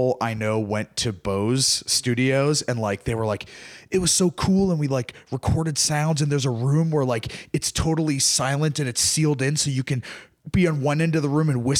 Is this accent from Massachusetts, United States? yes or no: yes; Ashland, Massachusetts, United States; I'm from Ashland, Massachusetts, okay. Near Framingham, if you know Framingham.